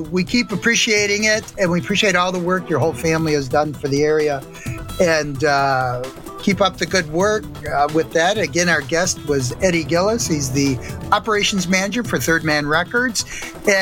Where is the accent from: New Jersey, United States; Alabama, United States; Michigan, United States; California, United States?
Michigan, United States; Detroit; I'm from the Detroit area